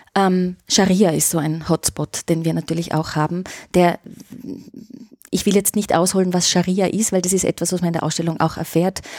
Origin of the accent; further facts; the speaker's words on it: Austria; bei uns in Österreich